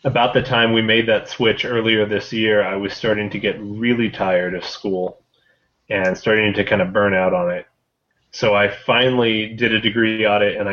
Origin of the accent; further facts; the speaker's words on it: Holden, Missouri, United States; moved away as an adult; now in New Mexico, United States; I grew up in Holden, which is a pretty small community